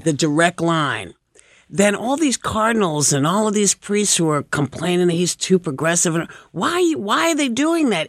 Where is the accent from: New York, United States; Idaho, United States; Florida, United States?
New York, United States; New York City; I had a friend in the audience who I grew up with in Chelsea